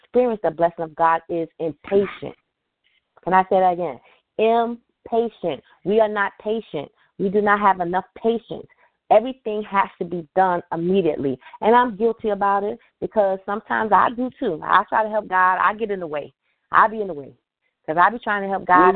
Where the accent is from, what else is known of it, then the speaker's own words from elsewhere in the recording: New York City, New York, United States; now in Richmond, Virginia, United States; I'm originally from New York City